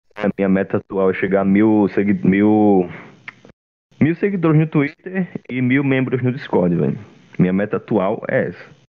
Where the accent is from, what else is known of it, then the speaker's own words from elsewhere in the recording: Alagoas, Brazil; Eu sou de Alagoas